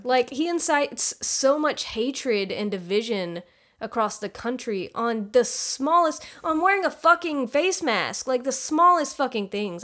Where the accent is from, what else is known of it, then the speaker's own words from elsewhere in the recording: United States; I'm from the U S